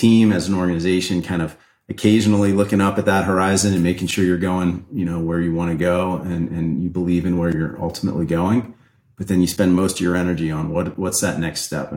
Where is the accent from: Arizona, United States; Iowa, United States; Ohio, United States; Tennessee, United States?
Ohio, United States; now in California, United States; I grew up in Ohio in farmland